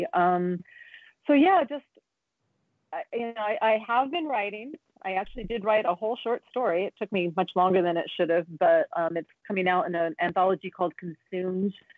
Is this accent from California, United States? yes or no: yes; San Diego, California, United States; San Diego is my hometown